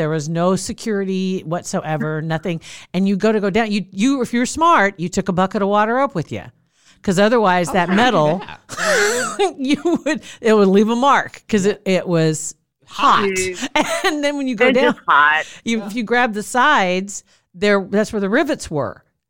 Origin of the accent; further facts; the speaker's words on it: Ashland, Nebraska, United States; I grew up in Ashland